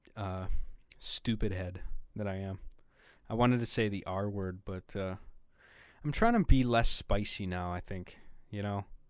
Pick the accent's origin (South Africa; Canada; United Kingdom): Canada; being a homely boy from from up here in my Canadian igloo